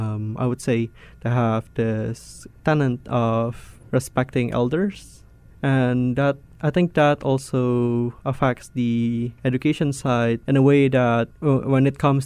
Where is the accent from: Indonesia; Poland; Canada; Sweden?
Indonesia; Jakarta; Yes, I am from Jakarta.